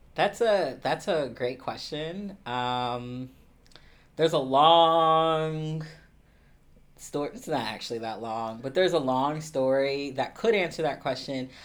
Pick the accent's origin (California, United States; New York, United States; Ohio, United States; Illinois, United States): Ohio, United States; Columbus; I'm originally from Columbus, Ohio. I'm a, a Midwesterner through and through